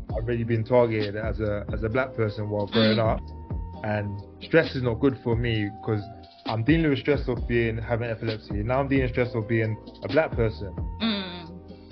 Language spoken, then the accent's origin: English; London, United Kingdom; I grew up in South London